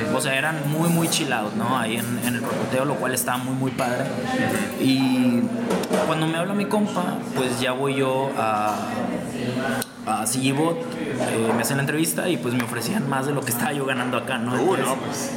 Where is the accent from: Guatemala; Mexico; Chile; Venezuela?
Mexico; como mexicano